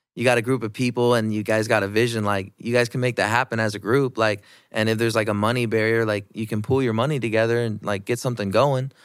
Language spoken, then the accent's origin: English; Iowa, United States; I've been born and raised in Iowa